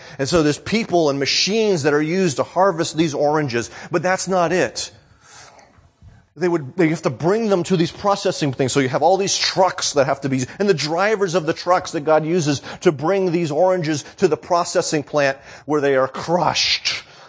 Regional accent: New England, United States; I grew up in New England. I grew up in my family.

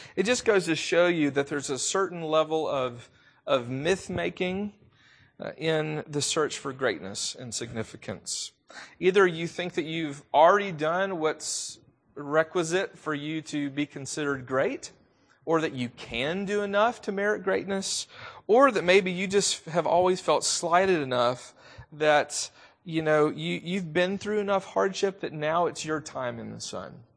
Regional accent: the South, United States; accent: southern; I am from the South. If you didn't already know that, you probably can hear it in my voice.

